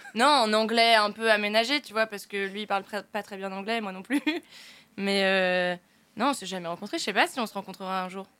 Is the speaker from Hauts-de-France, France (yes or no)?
yes; Picardy, Hauts-de-France, France; je viens de Picardie